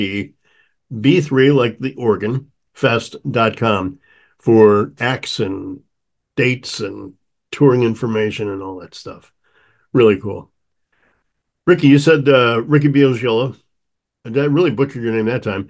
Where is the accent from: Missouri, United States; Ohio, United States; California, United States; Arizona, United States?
Missouri, United States; St. Louis; Growing up in St. Louis, as I did